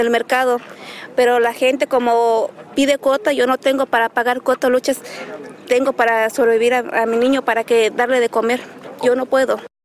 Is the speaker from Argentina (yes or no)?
no; Chilpancingo, Guerrero, Mexico; moved away as an adult; Yo soy de Chilpacingo Guerrero